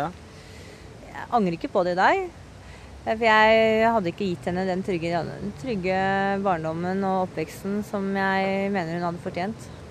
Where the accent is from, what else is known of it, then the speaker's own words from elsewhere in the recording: Oslo, Norway; det er noe jeg er oppvokst med på Grünerløkka